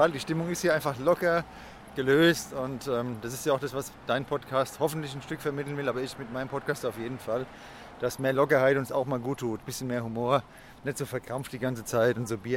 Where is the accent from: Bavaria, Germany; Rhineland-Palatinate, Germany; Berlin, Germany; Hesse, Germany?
Berlin, Germany; Ja, wie gesagt, so ein schöner gefüllter Kreppel ist einfach geil und als Berliner würde ich sagen, ich esse gerne Berliner.